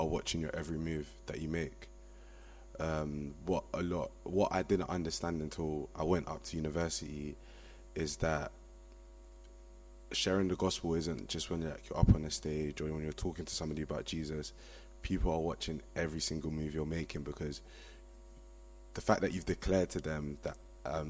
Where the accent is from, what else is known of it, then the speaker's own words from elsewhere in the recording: London, United Kingdom; moved away as an adult; now in Liverpool, United Kingdom; I'm originally from Brixton, but I'm studying in Liverpool